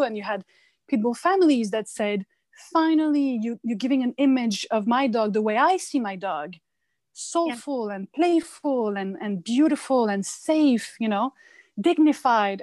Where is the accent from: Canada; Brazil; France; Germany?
France; now in United States; I come from France